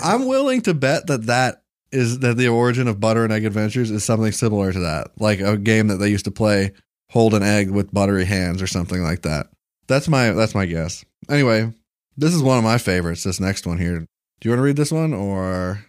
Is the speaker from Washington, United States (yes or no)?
no; Bowling Green, Kentucky, United States; Uh, I'm from Bowling Green, Kentucky